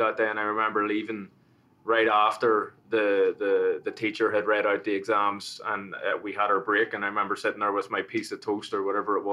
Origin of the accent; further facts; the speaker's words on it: Belfast, Northern Ireland, United Kingdom; also born or lived in Manhattan, New York; now in Paramus, United States; I was born in Belfast, in North Belfast, and that was during the time of the Troubles and the sort of the civil conflict. And I grew up, I went through school